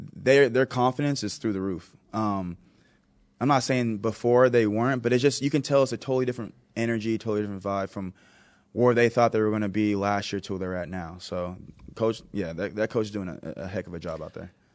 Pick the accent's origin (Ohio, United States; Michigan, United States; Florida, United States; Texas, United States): Texas, United States; moved away as an adult; now in Buffalo, United States; I am from Texas, I live in Buffalo